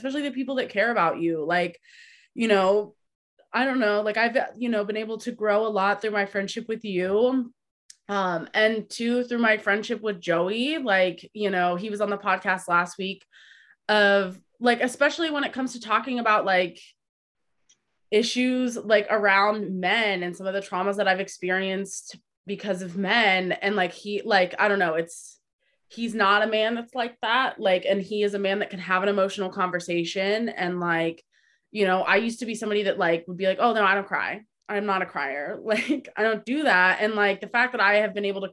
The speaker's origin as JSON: {"language": "English", "region": "Midwest", "country": "United States", "tie": "born or raised there", "said": "the culture that I grew up in the Midwest"}